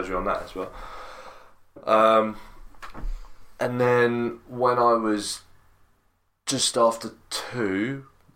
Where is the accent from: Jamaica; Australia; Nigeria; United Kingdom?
United Kingdom; Crawley, South East England; I was born in Gossip Screen. Then we moved to Hawley.